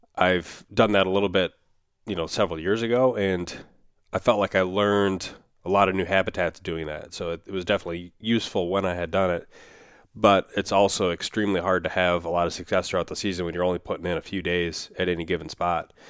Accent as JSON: {"language": "English", "region": "Minnesota", "country": "United States", "tie": "born or raised there", "said": "my home state of Minnesota"}